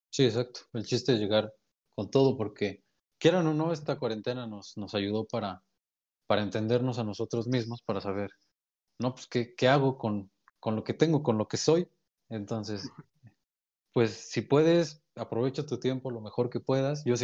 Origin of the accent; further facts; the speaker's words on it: Pachuca, Hidalgo, Mexico; Somos de Hidalgo, vamos a dejar que somos de Hidalgo.